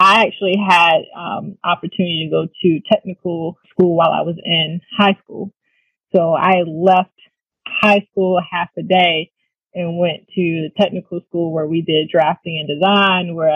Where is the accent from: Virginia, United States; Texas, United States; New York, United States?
Virginia, United States; Hampton Roads; I grew up in Hampton Roads, which is also right down the street from Norfolk State